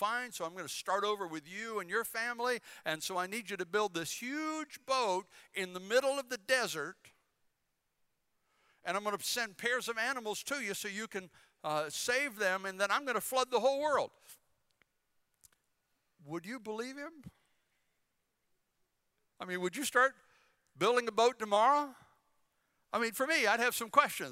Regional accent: Bladen County, North Carolina, United States; moved away as an adult; also born or lived in Philippines; now in Hampton Roads, Virginia, United States; I'm from Bladen County

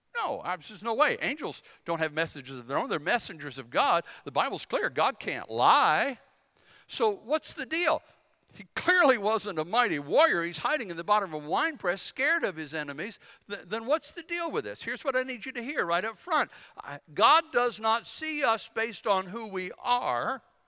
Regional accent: North Carolina, United States; I'm from North Carolina

